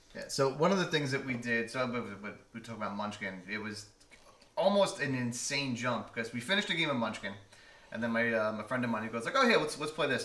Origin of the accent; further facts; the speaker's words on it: New York, United States; moved away; I'm from New York